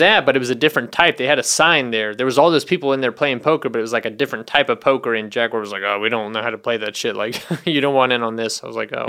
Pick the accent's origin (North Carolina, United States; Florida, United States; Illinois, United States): North Carolina, United States; moved away; I'm from North Carolina.